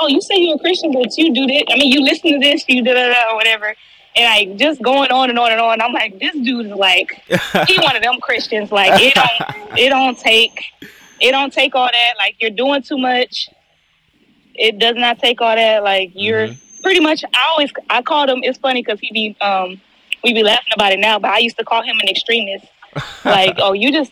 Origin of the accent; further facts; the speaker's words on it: Houston, Texas, United States; I live in Houston, born and raised in Houston